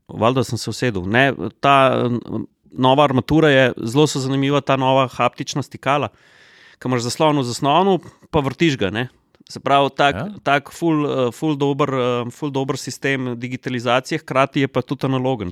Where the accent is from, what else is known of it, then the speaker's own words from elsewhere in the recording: Slovenia; Slovenci smo